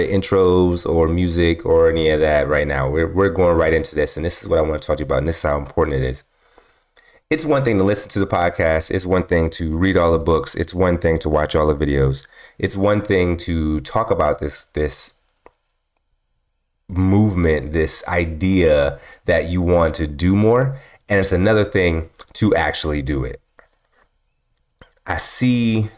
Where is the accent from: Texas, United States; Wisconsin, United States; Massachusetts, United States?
Wisconsin, United States; Milwaukee; moved away; I grew up in Milwaukee, Wisconsin, right? Milwaukee, Wisconsin, a long time ago. I grew up there.